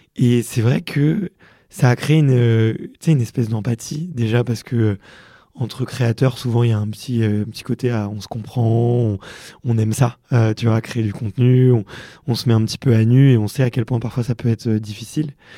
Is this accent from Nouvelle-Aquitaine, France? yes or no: no; Montreuil, Fontenay-sous-Bois, Ivry-sur-Seine, Île-de-France, France; j'ai grandi à Montreuil et à Fontenay-sous-Bois et à Ivry-sur-Seine